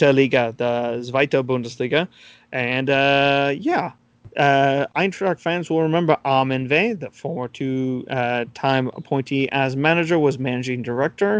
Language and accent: English; United States; As an American